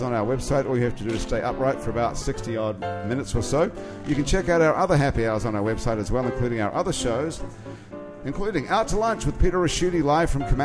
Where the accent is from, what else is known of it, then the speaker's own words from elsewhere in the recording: New Zealand; moved away; I come from New Zealand